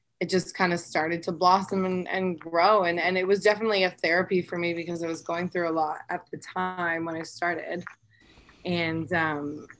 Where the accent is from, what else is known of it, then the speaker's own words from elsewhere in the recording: Collingwood, Ontario, Canada; now in Toronto, Canada; I'm from Collingwood